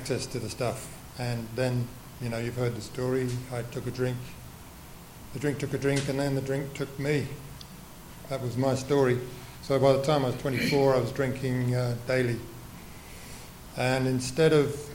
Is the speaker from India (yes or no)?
no; England, United Kingdom; I was born in England after the Second World War